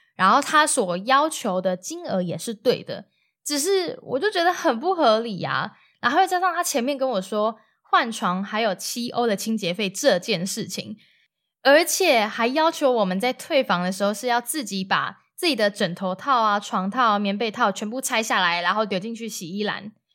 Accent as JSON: {"language": "Chinese", "country": "Taiwan", "said": "我就说是台湾"}